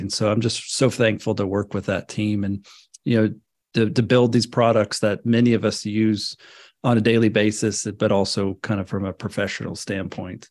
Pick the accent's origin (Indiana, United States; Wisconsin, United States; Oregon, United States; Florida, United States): Florida, United States; northwest; I grew up in Florida, up in the, the northwest part of Florida.